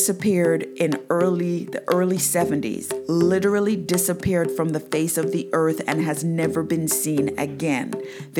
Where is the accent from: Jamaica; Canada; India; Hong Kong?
Jamaica; moved away as an adult; now in United States; I am actually from Jamaica. I went to church every Sunday.